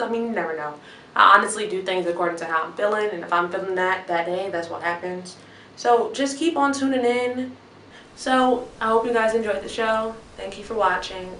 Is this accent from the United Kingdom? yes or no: no; Chicago, Illinois, United States; I'm from Chicago, Illinois.